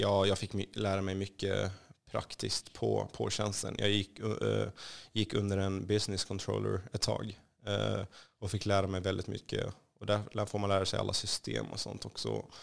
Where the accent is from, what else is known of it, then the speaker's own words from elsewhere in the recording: Kallinge, Blekinge, Sweden; Swedish is a second language; moved away as an adult; also born or lived in Rosengård, Malmö; now in Stockholm, Sweden; Kallinge och eh, Blekinge är faktiskt i mitt hjärta. Det är där jag är uppvuxen